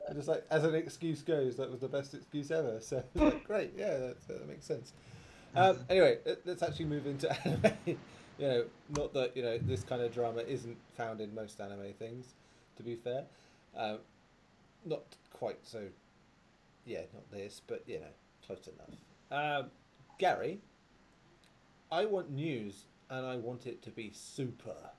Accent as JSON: {"language": "English", "region": "England", "country": "United Kingdom", "said": "Being English"}